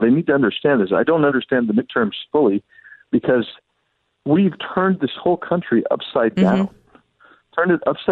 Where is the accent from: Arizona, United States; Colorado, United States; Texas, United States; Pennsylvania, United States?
Arizona, United States; Arizona, my home state